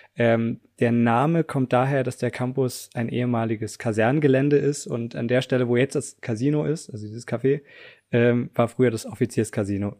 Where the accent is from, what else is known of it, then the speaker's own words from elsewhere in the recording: Southern Germany, Germany; moved away as an adult; also born or lived in Tübingen / Munich; now in Potsdam, Germany; ich komme eigentlich auch aus Süddeutschland